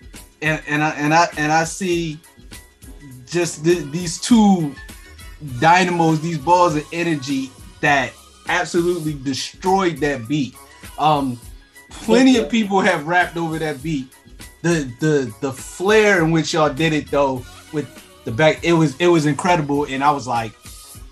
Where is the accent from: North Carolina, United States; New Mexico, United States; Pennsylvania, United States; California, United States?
Pennsylvania, United States; Philadelphia; I am from Philadelphia